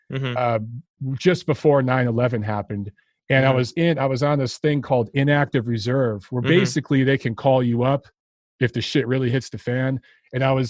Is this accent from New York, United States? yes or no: no; Detroit, Michigan, United States; moved away as an adult; also born or lived in Los Angeles; now in Atlanta, United States; originally from Detroit. I grew up in Detroit.